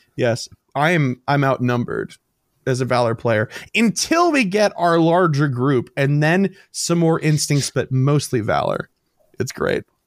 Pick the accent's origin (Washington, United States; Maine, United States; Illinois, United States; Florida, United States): Illinois, United States; Chicago; we're from Chicago. We love the city.